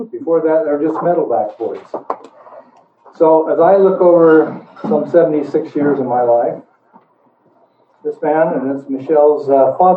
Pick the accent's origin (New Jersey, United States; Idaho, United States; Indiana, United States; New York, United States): Idaho, United States; Boise; It was Borah High, by the way. You can't can't tell me I was from Boise High.